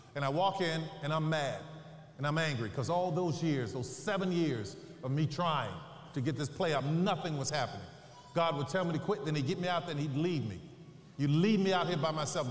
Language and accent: English; New Orleans, Louisiana, United States; I'm from New Orleans